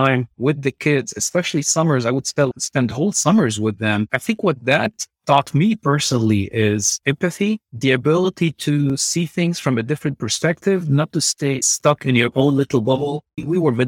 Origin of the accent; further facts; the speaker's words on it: Beirut, Beirut Governorate, Lebanon; now in San Antonio, United States; I grew up in Beirut, Lebanon